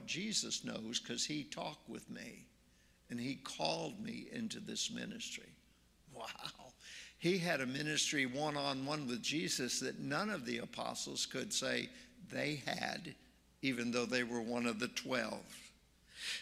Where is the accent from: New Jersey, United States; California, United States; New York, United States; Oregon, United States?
Oregon, United States; also born or lived in Nashville, Tennessee; now in Marion, United States; I'm from Oregon